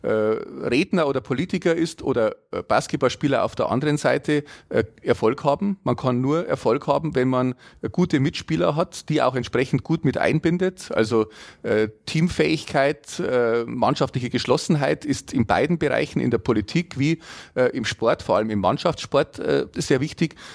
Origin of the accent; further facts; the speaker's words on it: Bavaria, Germany; Äh, in meiner Heimatstadt in Oetting zum Beispiel, aber auch in Mühldorf